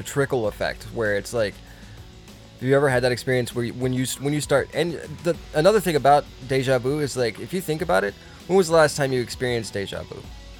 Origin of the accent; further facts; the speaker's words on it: Connecticut, United States; We are from Connecticut, but we talk like this.